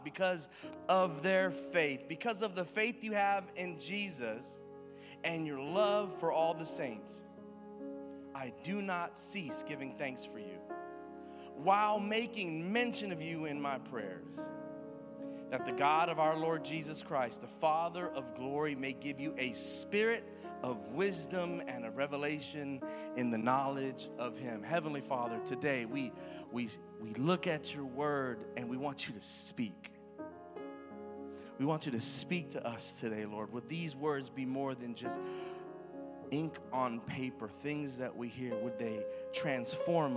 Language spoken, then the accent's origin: English; Houston, Texas, United States; I'm from the hood. I'm from the ghetto. I'm Mexican